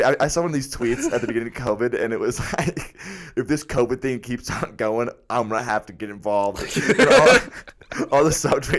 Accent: Colorado, United States; I'm also from Colorado.

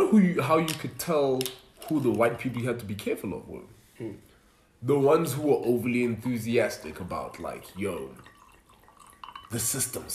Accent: Nelspruit, Mpumalanga, South Africa; I grew up in Nelspruit

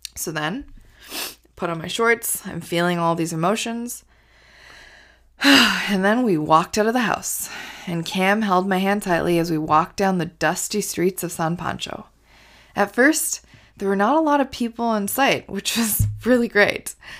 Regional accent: Canada; also born or lived in India; So, I grew up in India. And at the age of five, my family and I moved to Canada.

